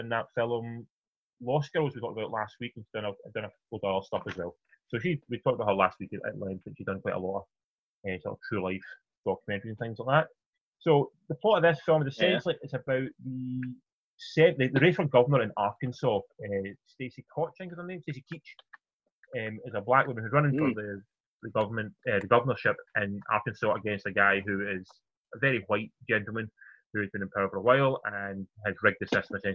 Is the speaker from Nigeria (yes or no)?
no; United Kingdom; Being British and being back to the BBC, we all grew up with that on the TV all the time.